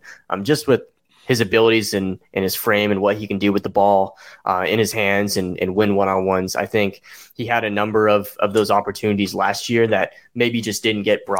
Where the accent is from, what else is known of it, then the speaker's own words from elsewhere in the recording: Salt Lake City, Utah, United States; moved away; so I'm actually from Salt Lake City, Utah